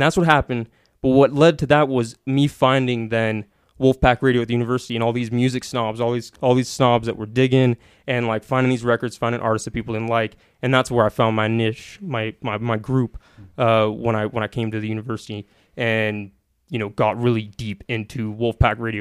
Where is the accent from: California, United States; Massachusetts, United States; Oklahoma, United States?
California, United States; Sacramento; also born or lived in Carmichael / Truckee; I'm from Sacramento